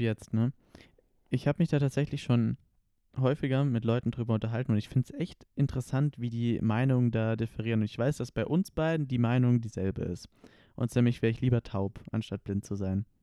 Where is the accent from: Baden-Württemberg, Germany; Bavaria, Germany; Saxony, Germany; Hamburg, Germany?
Baden-Württemberg, Germany; Konstanz; now in Stuttgart, Germany; Wir kommen ja beide aus Konstanz